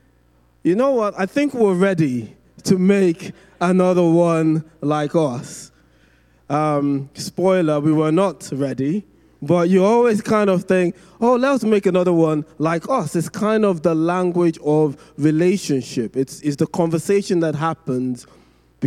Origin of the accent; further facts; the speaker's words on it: Nigeria; growing up in Nigeria.